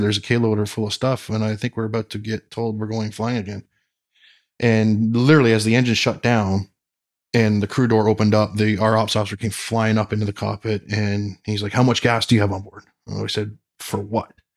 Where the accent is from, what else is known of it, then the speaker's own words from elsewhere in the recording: London, Ontario, Canada; growing up in London, Ontario, they had the London Air Show